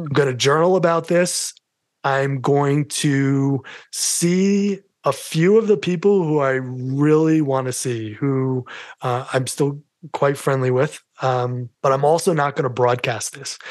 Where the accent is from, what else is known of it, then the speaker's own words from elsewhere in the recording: New York City, New York, United States; accent: New York; moved away as an adult; now in Colorado, United States; my New York accent